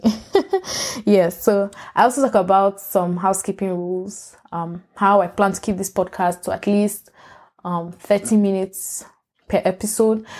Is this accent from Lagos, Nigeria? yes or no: yes; Lagos, Nigeria; moved away as an adult; also born or lived in Port Harcourt, Nigeria / Ibadan, Oyo State, Nigeria; now in United States; I was born in Port Harcourt. I grew up in Lagos